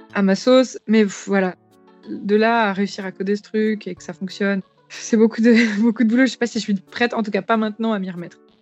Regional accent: France; je suis une, vieille française euh, euh, sans aucune, sans aucune origine mystique ou, exotique que ce soit.

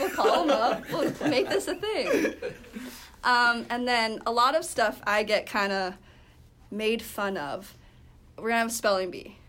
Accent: Canada; moved away; Well, I'm from Canada too

